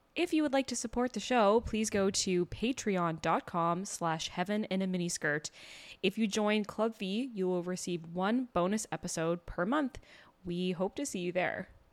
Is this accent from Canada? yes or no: yes; Canada; I'm Canadian